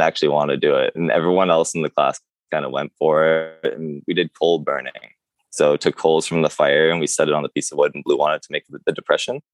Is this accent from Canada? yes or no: yes; Curve Lake, Ontario, Canada; I grew up in Curve Lake all my life